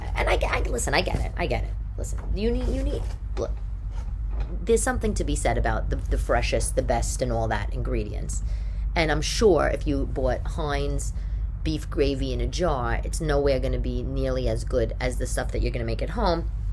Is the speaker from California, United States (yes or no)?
no; New York City, New York, United States; growing up in New York back in the day